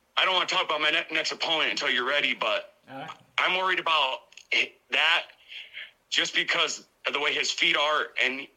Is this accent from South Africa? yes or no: no; Coeur d'Alene, Idaho, United States; now in North Dakota, United States; Up in Coeur d'Alene, Idaho